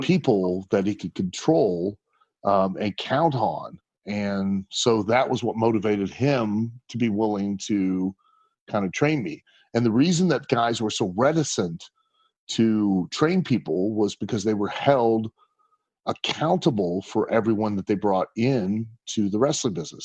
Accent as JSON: {"language": "English", "town": "Lima", "region": "Ohio", "country": "United States", "tie": "born or raised there", "moved": "yes", "lives_now": "Kentucky, United States", "said": "growing up in Lima"}